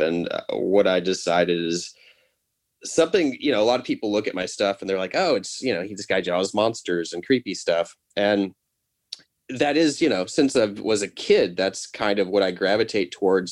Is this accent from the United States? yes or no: yes; Nashville, Tennessee, United States; people you and I know from high school or from growing up in Nashville